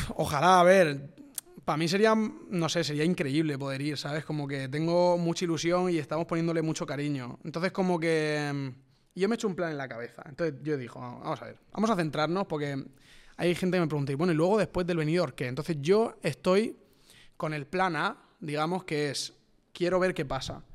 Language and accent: Spanish; Villena, Valencian Community, Spain; Yo vengo de Villena